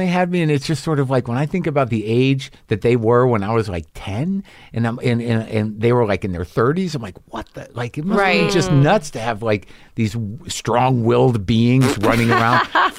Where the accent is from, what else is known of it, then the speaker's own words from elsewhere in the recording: Southwest, United States; I grew up in the Southwest, and there was Icy's.